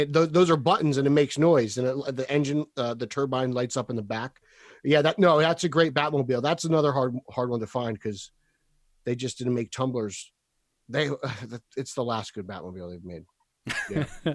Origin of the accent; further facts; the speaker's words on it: New Jersey, United States; I'm from New Jersey